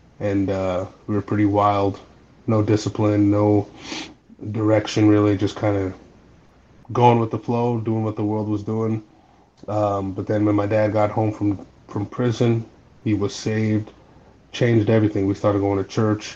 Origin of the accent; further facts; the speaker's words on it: Albuquerque, New Mexico, United States; I'm from Albuquerque, New Mexico